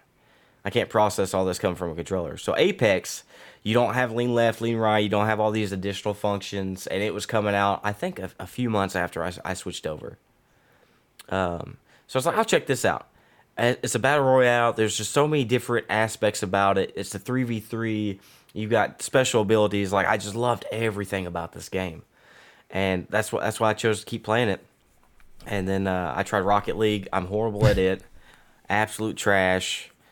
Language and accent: English; Australia; I'm Aussie